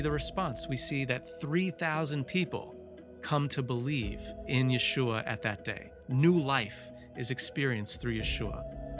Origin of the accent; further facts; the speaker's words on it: New Jersey, United States; I was, I was born and raised in Jersey